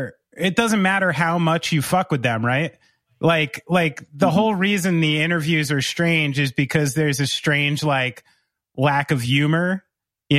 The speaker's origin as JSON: {"language": "English", "country": "United States", "said": "as an American, you take what they're saying as confrontational"}